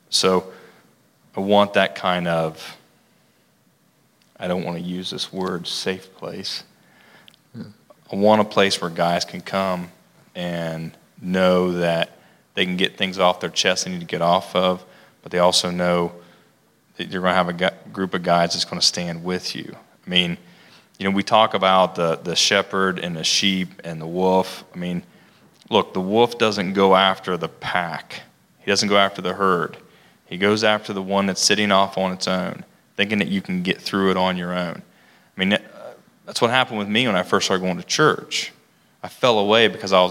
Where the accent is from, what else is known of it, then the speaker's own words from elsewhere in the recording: Logan, United States; I grew up here in Logan